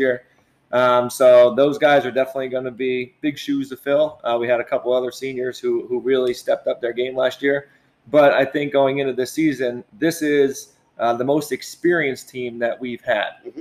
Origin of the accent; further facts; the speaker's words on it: Pennsylvania, United States; moved away as an adult; now in Middletown, United States; I'm actually from Pennsylvania.